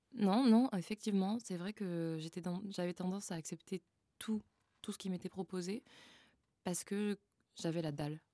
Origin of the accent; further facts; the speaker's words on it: Frontignan, Occitania, France; also born or lived in Montpellier; now in Paris, France; Je suis née dans le sud de la France à Montpellier et j'ai grandi à Frontignan.